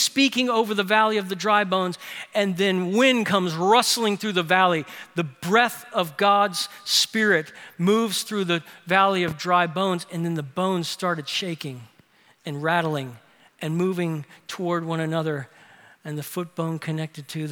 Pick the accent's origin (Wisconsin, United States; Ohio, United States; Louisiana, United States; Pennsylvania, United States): Louisiana, United States; New Orleans; My older sister Lori did one of the most thoughtful things that an older sister could do for her younger teenage brothers growing up in New Orleans